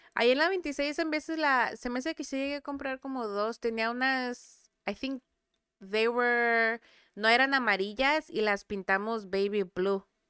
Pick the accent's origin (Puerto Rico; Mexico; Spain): Mexico; Santiago; moved away; yo nací en Santiago, pero soy de el mejor rancho del mundo.